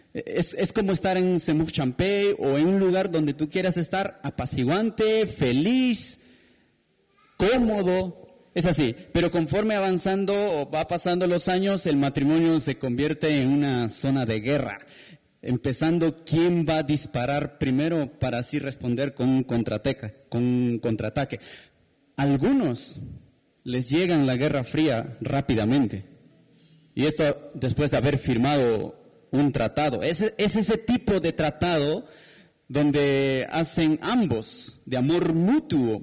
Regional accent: Peru; como peruanos

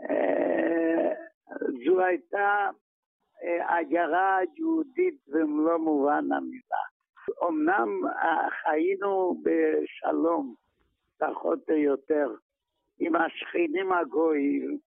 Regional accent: Maków Mazowiecki, Masovian Voivodeship, Poland; moved away as an adult; now in Israel; אני נולדתי בפולין, בעיירה בשם מכוף מזובייצקי.

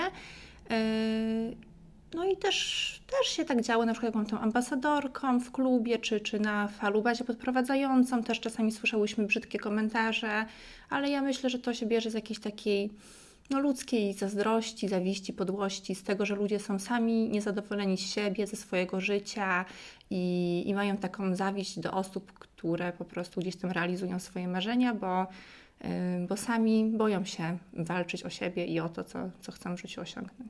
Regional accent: Poland

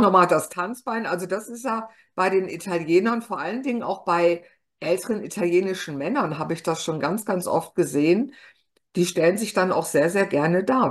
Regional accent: Ruhr area, North Rhine-Westphalia, Germany; ich bin ja eigentlich Westfale. Ich bin im Kohlenpott geboren.

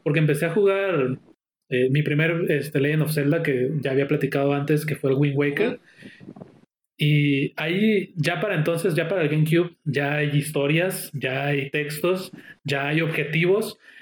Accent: Mexico; Yo como mexicano

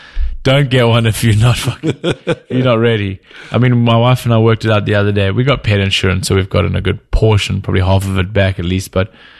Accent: Cape Town, Western Cape, South Africa; also born or lived in Venice, California; now in California, United States; I grew up in Cape Town

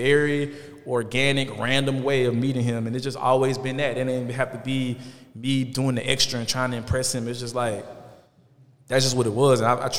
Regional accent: Atlanta, Georgia, United States; I'm from Atlanta, so a lot of the content and a lot of the things you see is going to shed light on Atlanta

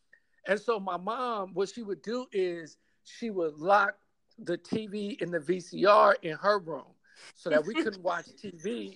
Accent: New Orleans, Louisiana, United States; now in Los Angeles, United States; I'm from New Orleans originally

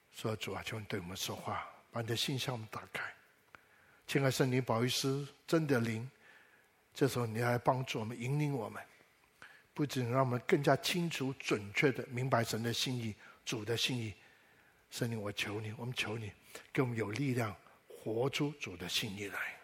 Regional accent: Taiwan; 我小时候在台湾

